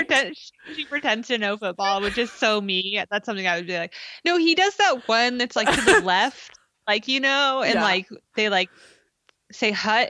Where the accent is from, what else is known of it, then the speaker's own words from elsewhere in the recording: California, United States; I mean, we're from California